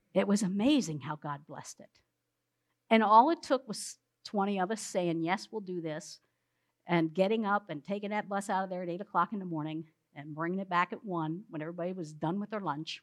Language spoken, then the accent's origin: English; South Central Pennsylvania, United States; we're from South Central Pennsylvania